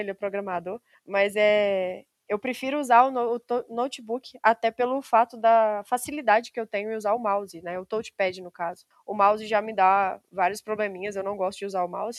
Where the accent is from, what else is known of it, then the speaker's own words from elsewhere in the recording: Simonésia, Minas Gerais, Brazil; accent: mineiro; eu moro no interior de Minas Gerais, bem no interiorzinho mesmo, uma cidadezinha chamada Simonésia